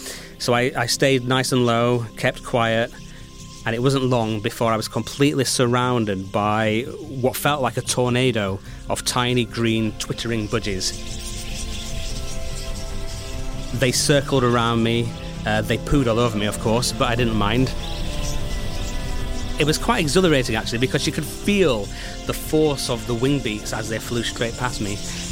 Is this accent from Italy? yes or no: no; United Kingdom; Being a Brit, when I'm over there, it feels like I am in another world.